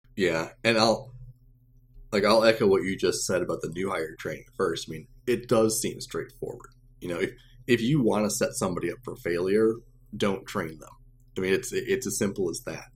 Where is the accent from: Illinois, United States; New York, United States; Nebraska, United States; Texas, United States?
Illinois, United States; Champaign; moved away as an adult; also born or lived in Chicago, Illinois; I'm originally from Champaign, Illinois, so I'm a Central Illinois guy